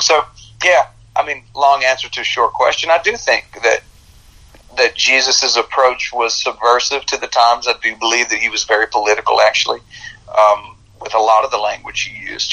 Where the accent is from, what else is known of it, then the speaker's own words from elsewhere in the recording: United States; I was born in America